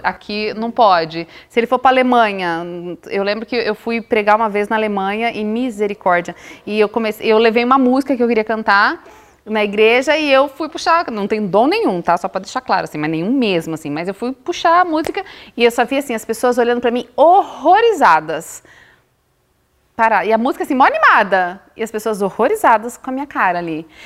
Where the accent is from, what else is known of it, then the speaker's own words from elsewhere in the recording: Bahia, Brazil; Eu sou baiana. E tem um ditado na minha terra que baiano não nasce, baiano estreia